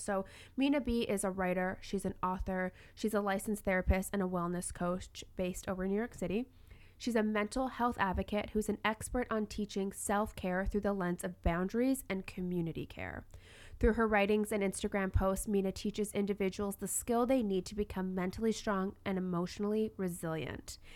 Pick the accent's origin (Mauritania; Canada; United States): Canada; Toronto, Ontario; now in Vancouver, Canada; I'm actually from Toronto, not Vancouver